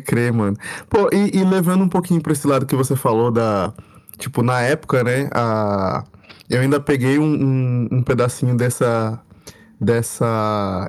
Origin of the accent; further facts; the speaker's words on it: São José dos Campos, São Paulo, Brazil; also born or lived in Rio de Janeiro; Eu, eu, eu sou de, de São José dos Campos, eu cresci em São José dos Campos